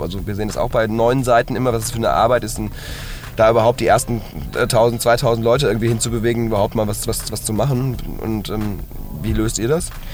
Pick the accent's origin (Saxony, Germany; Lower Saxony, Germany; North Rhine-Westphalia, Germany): North Rhine-Westphalia, Germany; Hagen; ich komme ursprünglich aus Hagen